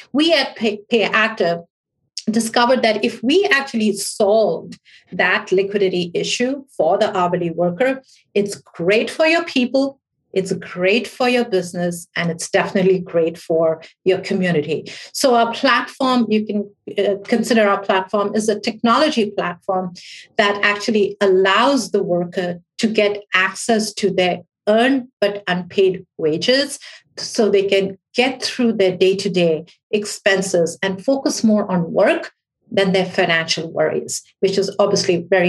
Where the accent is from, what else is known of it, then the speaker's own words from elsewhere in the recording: New York, United States; I spent about 20 years on Wall Street as a hedge fund analyst from New York. So within my heart, I am a New Yorker.